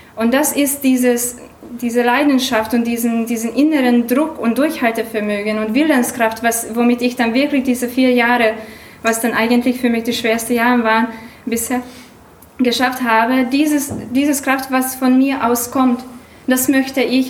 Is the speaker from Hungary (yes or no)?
yes; Hungary; German is a second language; now in Germany; Ich komme ursprünglich aus Ungarn, also Entschuldigung für meinen Akzent und für mein Deutsch